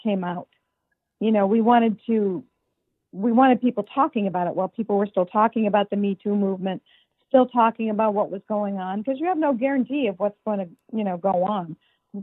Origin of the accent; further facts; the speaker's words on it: suburbs of Chicago, Illinois, United States; moved away; I grew up in the suburbs of Chicago